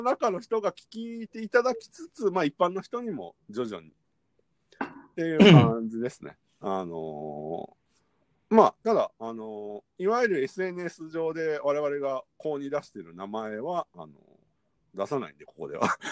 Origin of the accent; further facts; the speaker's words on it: Kyoto, Japan; moved away as an adult; now in Tokyo, Japan; 関西出身です。私が京都で、